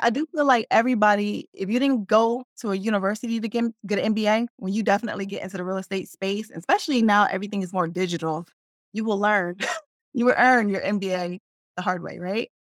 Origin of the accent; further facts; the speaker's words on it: Newark, New Jersey, United States; also born or lived in Brooklyn, New York; I grew up in Newark